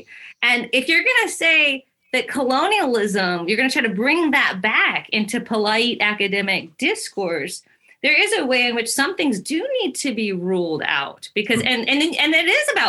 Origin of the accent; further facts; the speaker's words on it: Atlanta, Georgia, United States; I grew up in Atlanta in the 80s